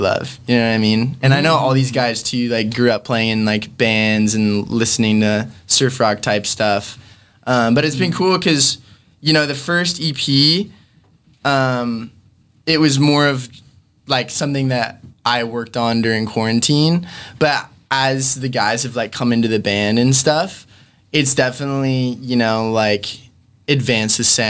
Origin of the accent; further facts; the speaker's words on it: Long Beach, California, United States; where I grew up in Long Beach